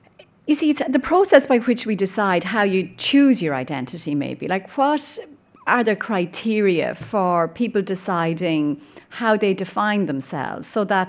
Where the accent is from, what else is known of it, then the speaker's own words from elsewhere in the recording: Ireland; You're born Irish, you're born a woman, you're born a Catholic. You know, obviously I'm listing off my own identities here